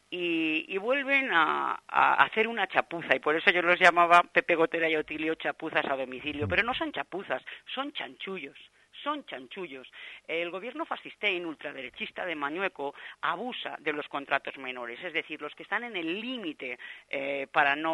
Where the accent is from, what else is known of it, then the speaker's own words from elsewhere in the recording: Zamora, Castile and León, Spain; yo soy zamorana.